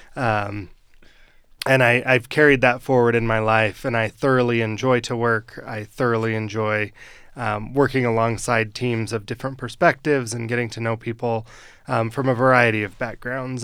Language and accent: English; Western Weber County, Utah, United States; I grew up in Western Weber County